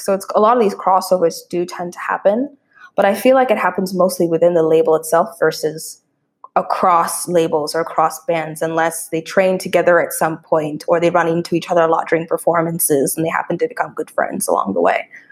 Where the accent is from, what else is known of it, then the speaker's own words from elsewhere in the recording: Canada; moved away; as Canadians